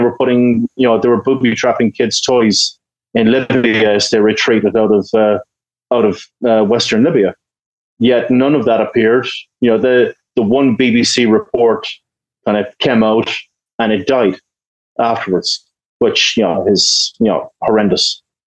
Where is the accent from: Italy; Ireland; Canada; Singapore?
Ireland; in the UK, like, government, you know, I'm Irish, you know, we have a long history of peacekeeping and stuff like